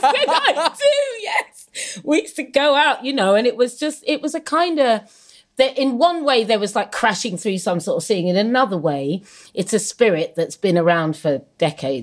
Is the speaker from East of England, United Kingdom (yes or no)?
yes; Suffolk, East of England, United Kingdom; I grew up in Suffolk in the 70s